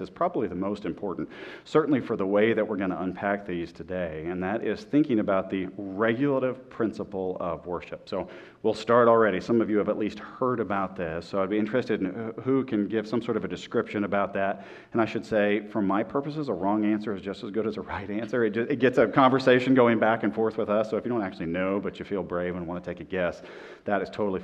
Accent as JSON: {"language": "English", "town": "Oklahoma City", "region": "Oklahoma", "country": "United States", "tie": "born or raised there", "moved": "yes", "said": "my hometown of Oklahoma City"}